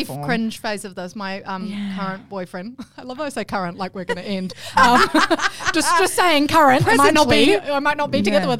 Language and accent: English; New Zealand; now in Australia; I could renounce my New Zealand citizenship. I am an Australian citizen as well now.